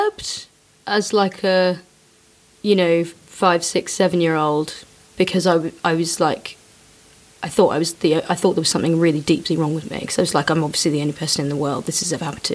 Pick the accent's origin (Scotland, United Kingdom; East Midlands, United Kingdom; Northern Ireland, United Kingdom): East Midlands, United Kingdom; Leicester; I grew up in Leicester